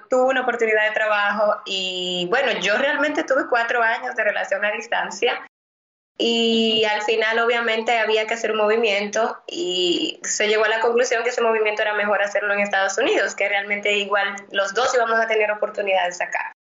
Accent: Santo Domingo, Distrito Nacional, Dominican Republic; moved away as an adult; now in Miami, United States; yo nací en República Dominicana, soy de la capital de Santo Domingo y pues estudié de Derecho eh, desde pequeñita, la verdad, siempre quise ser abogada. Y cuando vengo acá a vivir a los Estados Unidos

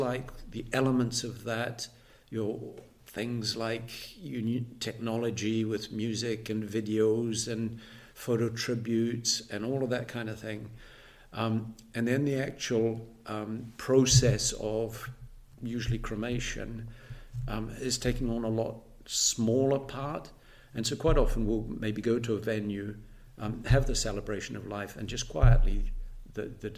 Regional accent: New Zealand; moved away as an adult; now in Edinburgh, United Kingdom; I'm actually a Kiwi, born in New Zealand, married a Fifer, and settled here in Edinburgh.

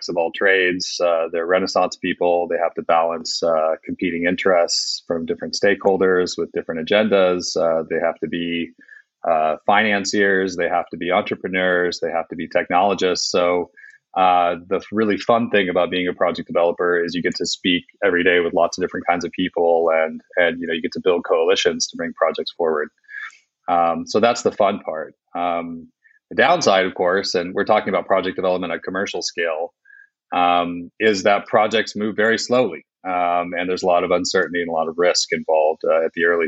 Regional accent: United States; moved away as an adult; also born or lived in Scotland; now in United Kingdom; I'm an American, but I'm also an expat. So I've been living in the UK for about the last 15 years

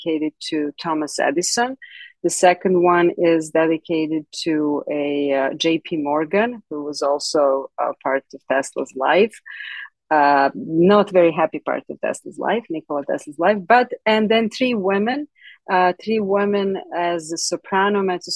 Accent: Belgrade, Serbia; English is a second language; moved away as an adult; now in United States; I was born in Belgrade, Serbia

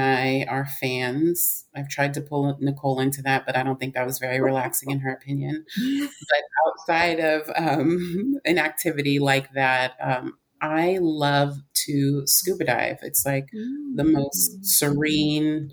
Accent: California, United States; I grew up in California

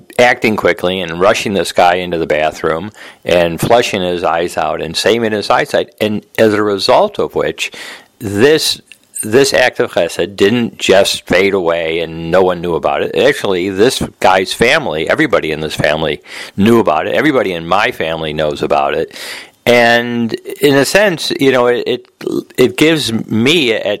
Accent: Detroit, Michigan, United States; now in Jamaica Estates, New York, United States; I was from Detroit

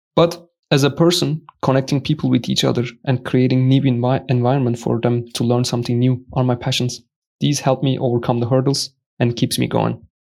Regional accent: Turkey; moved away as an adult; now in Karlsruhe, Germany; I'm from Turkey. Did my bachelor's degree there in Turkey

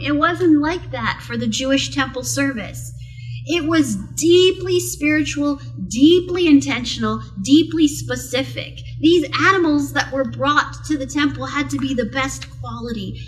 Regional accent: South Okanagan, British Columbia, Canada; I grew up in the South Okanagan

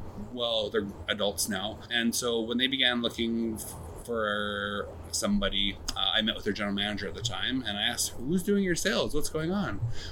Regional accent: Vibank, Saskatchewan, Canada; now in British Columbia, Canada; So the actual story is I grew up in rural Saskatchewan.

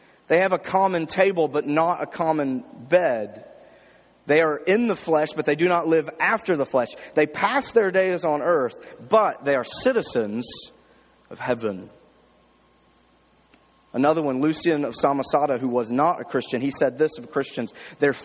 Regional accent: Jackson, Mississippi, United States; My church, I grew up in Jackson, Mississippi, a big church

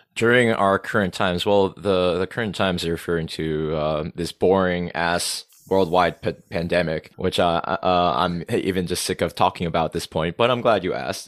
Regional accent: Rhode Island, United States; accent: New England; first language English; moved away as an adult; also born or lived in South Korea; now in Seoul, South Korea; I grew up as a small town American boy in New England, small town America, in the suburbs

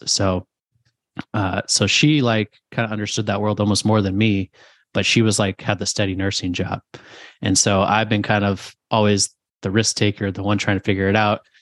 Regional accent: New Jersey, Connecticut, Northeast, United States; moved away as an adult; also born or lived in South Carolina / Phoenix, Arizona; we're from the Northeast, New Jersey, Connecticut.

